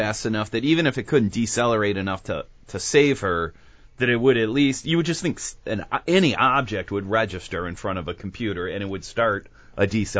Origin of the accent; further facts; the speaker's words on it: Cleveland, Ohio, United States; I grew up in Cleveland